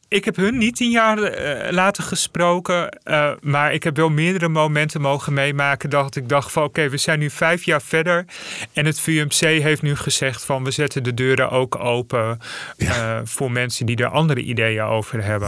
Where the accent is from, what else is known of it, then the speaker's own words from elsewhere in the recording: Friesland, Netherlands; moved away; also born or lived in Zeist; ik ben geboren in Friesland